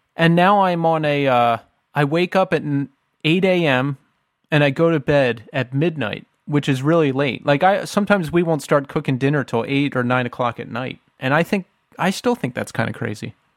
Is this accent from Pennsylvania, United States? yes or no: yes; outside of Philadelphia, Pennsylvania, United States; we grew up outside of Philly and, you know, I lived in Philly for a long time